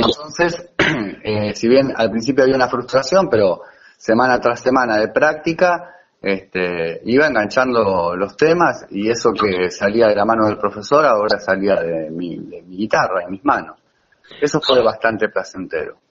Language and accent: Spanish; La Plata, Buenos Aires Province, Argentina; now in Manuel B. Gonnet, Argentina; yo soy del Mondongo, bueno, ahora vivo en Gonet